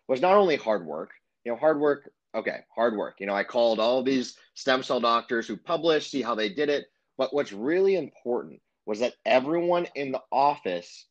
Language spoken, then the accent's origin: English; Los Angeles, California, United States; I'm from Los Angeles